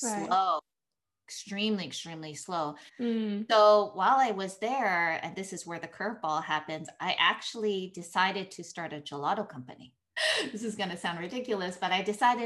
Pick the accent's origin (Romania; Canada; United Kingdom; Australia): Canada; Vancouver, British Columbia; moved away as an adult; also born or lived in Tokyo, Japan / Rome, Italy; I grew up in Canada.